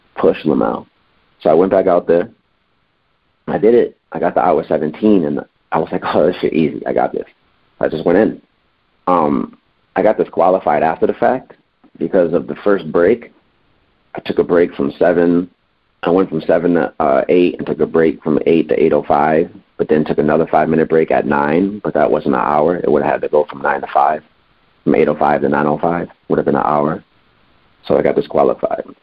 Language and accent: English; Springfield, Massachusetts, United States; moved away as an adult; now in Los Angeles, United States; I'm from Springfield, Massachusetts, so this is back in Springfield